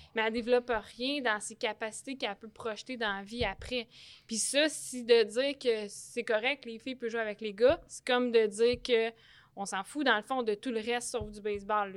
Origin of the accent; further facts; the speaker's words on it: Repentigny, Quebec, Canada; je suis née à Repentigny. J'ai tout fait mon baseball mineur à Repentigny